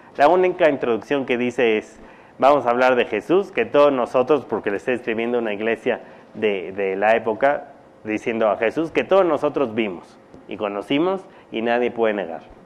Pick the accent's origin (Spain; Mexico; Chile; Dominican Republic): Mexico; cuando yo nací mi papá estaba en Estados Unidos, mi mamá aquí